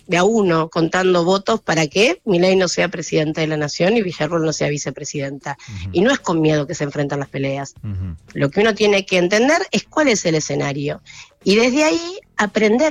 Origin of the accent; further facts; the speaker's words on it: Campo de Mayo, Buenos Aires Province, Argentina; crecí en Campo de Mayo